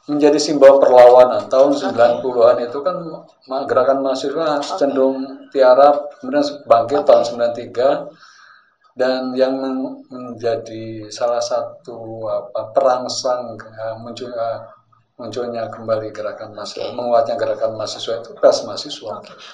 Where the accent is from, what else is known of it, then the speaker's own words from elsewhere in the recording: West Java, Indonesia; now in Yogyakarta, Indonesia; begini-begini ternyata di sana seorang Sunda orang Jawa itu sangat toleran